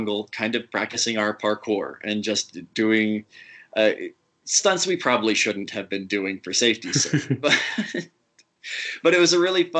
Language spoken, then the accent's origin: English; Utah, United States; as a kid growing up in Utah